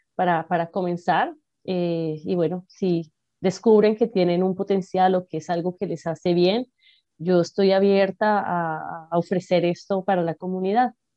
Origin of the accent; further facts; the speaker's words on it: Bogotá, Colombia; moved away; nací en Bogotá, Colombia